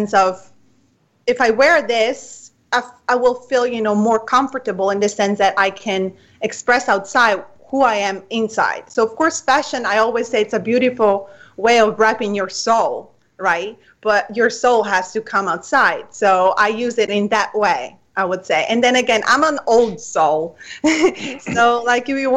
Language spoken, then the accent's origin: English; Italy; English is a second language; moved away as an adult; now in United States; I come from Italy, so I was raised in the beauty.